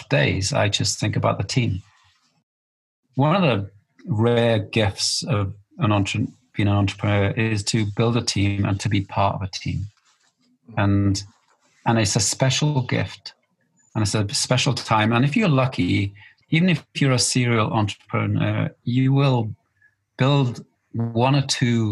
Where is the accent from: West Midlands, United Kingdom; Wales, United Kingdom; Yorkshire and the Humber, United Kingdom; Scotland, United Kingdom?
Wales, United Kingdom; which is hard for a Welshman